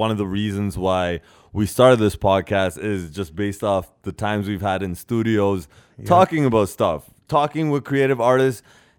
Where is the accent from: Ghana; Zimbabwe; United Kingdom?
Ghana; As a Ghanaian, exactly, to say winter.